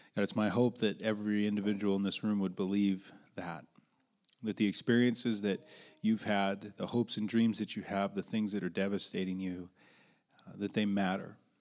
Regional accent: Billings, Montana, United States; I was born in Billings, Montana

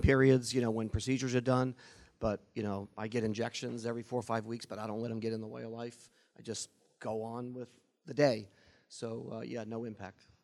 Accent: Boston, Massachusetts, United States; I'm from Boston. I'm a Red Sox fan

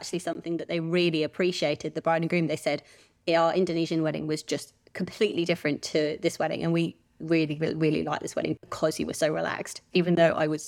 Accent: Oxford, South East England, United Kingdom; moved away as an adult; also born or lived in Swansea, Wales; now in Perth, Australia; I'm from Oxford.

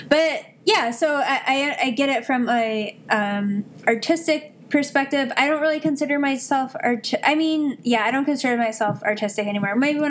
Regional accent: Midwest, United States; I'm from the Midwest

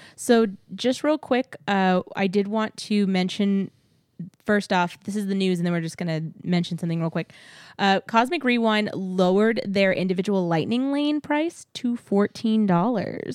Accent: Texas, United States; now in Florida, United States

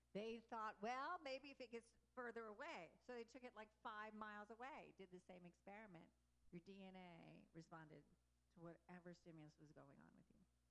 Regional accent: Texas, United States; also born or lived in Louisiana; I grew up in um, Texas, and I was born in Louisiana

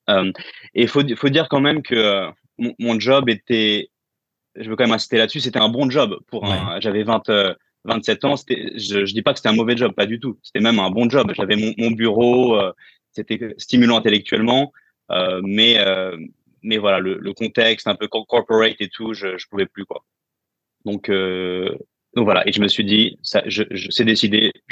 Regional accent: France; moved away as an adult; Euh, ça fait huit ans que j'ai quitté la France.

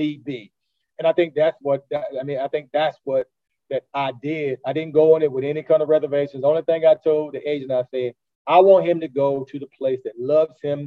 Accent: Durham, North Carolina, United States; I grew up in Durham

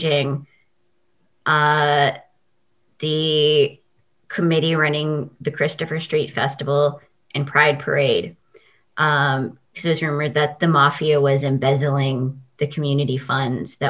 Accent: Saskatoon, Saskatchewan, Canada; I'm from Saskatoon

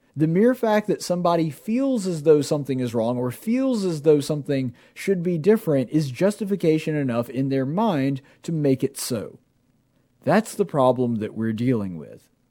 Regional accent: Alabama, United States; I'm from Alabama.

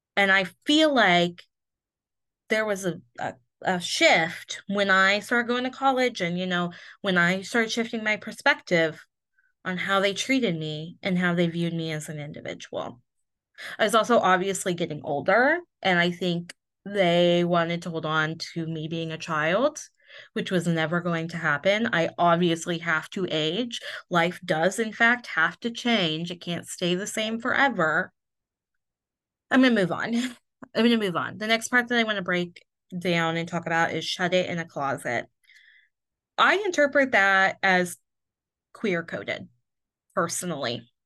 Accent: Indiana, United States; moved away; I grew up in Indiana, obviously, in a very small town, but I only lived, like, twenty minutes from Ohio

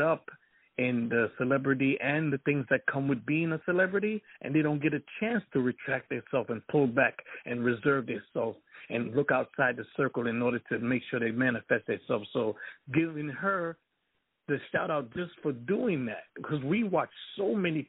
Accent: Jamaica; I'm Jamaican

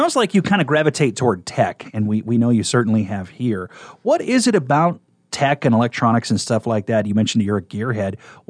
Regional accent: Kearney, Nebraska, United States; We wrestled them pretty commonly when I was growing up in Kearney.

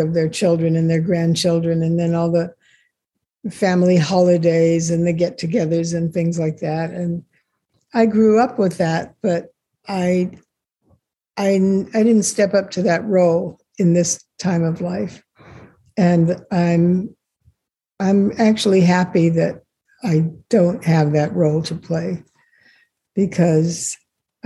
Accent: Los Angeles, California, United States; also born or lived in Israel; I was born in Israel, And the family moved to the States, to Los Angeles, when I was just a baby

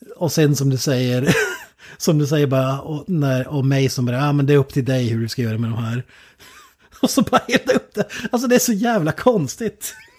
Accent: Sweden; som svensk

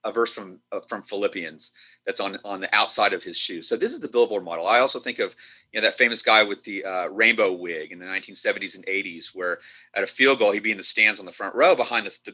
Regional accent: Dallas, Texas, United States; I'm from Dallas, so I'm a big Dallas Cowboys fan

